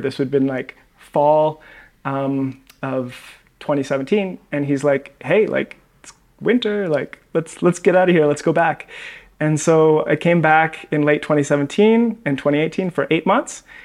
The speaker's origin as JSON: {"language": "English", "town": "Victoria", "region": "British Columbia", "country": "Canada", "also_born_or_lived": "Vancouver", "moved": "as an adult", "lives_now": "Medellin, Colombia", "said": "I'm actually from Victoria, Canada, and then moved"}